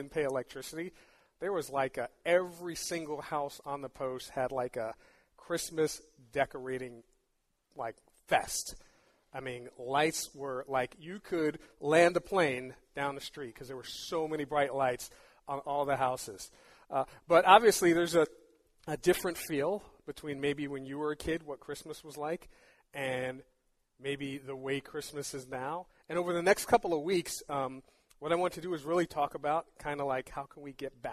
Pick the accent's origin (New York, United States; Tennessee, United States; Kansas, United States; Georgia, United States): New York, United States; New York City; I grew up in New York City